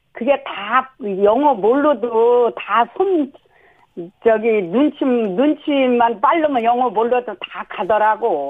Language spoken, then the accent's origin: Korean; South Chungcheong, South Korea; moved away; 내가 충청도에서 자랐잖아요. 네. 충남서